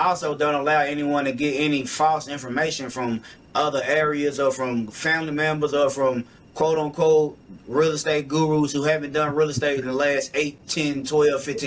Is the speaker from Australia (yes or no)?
no; Louisville, Kentucky, United States; I'm from Louisville, Kentucky. I traveled a lot. I went to a couple different places, but this has definitely been home my whole life